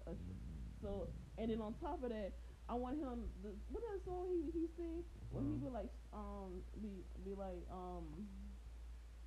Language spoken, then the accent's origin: English; Savannah, Georgia, United States; I'm born and raised Savannah, motherfucking Georgia.